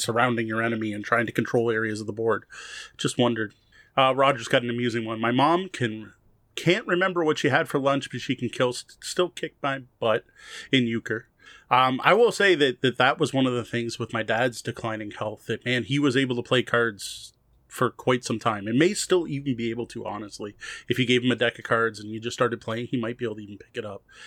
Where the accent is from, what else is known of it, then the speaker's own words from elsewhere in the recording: Windsor, Ontario, Canada; especially going to, uh, schools in Windsor, right? We're both from Windsor